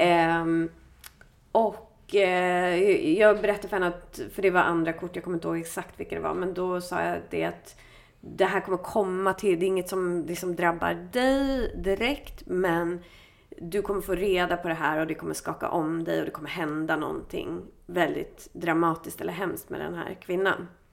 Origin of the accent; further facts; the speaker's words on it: Stockholm, Stockholm County, Sweden; i Bromma där jag är ifrån.